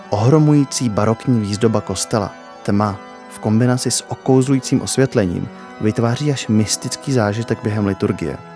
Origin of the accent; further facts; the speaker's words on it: Brno, South Moravian Region, Czechia; Já jsem tady poprvé, já jsem z Brna.